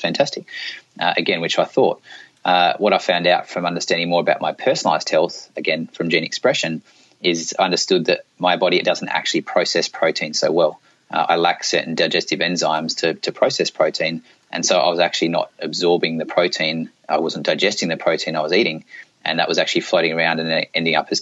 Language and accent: English; Australia; also born or lived in South Australia / northeast Australia; I grew up in Australia, and I used to live down in South Australia